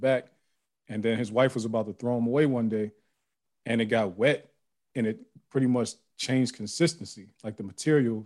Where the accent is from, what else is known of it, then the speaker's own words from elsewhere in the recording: Youngstown, Ohio, United States; I'm from Youngstown, Ohio.